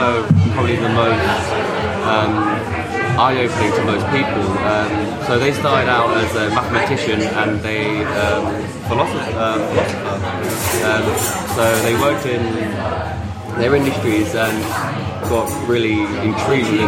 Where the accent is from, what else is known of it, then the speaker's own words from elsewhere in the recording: London, United Kingdom; I'm born and raised in Hackney in London Fields. I've lived there all my life.